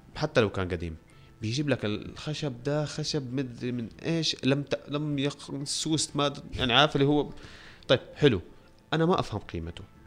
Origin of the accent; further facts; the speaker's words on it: Syria; في سوريا انا سوري